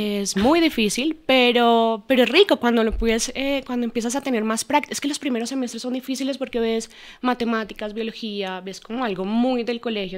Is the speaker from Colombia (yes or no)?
yes; Armenia, Quindío, Colombia; moved away as an adult; now in Bogotá, Colombia; Nosotros, o mi mamá, mi papá y yo soy de Armenia. No, no vivíamos, em, no, no éramos de Bogotá. Pues nosotros nos vinimos a, vivir acá cuando empezamos la universidad.